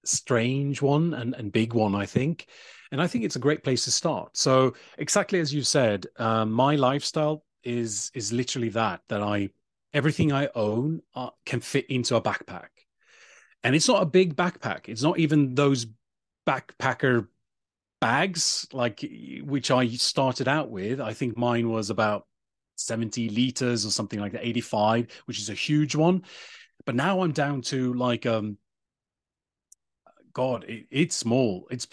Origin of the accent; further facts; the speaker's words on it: Sweden; accent: British; also born or lived in England; it's Polish and Czechoslovak name in way back. But I live in Sweden, so I'm from Sweden, you could say. But I do have this British accent, which is because I lived in England when I was younger.